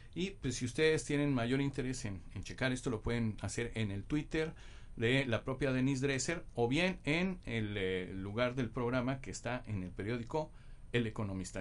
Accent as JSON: {"language": "Spanish", "country": "Mexico", "said": "como mexicanos en general"}